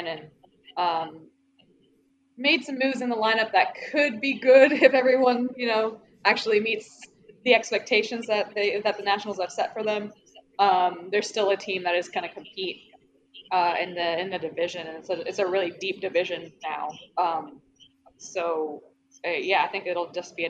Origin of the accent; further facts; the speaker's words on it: just south of Atlanta, Georgia, United States; I grew up in Atlanta or just south of Atlanta.